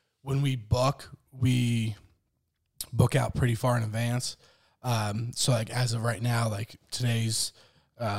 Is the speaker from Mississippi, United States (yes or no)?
no; Morgantown, West Virginia, United States; born and raised in Morgantown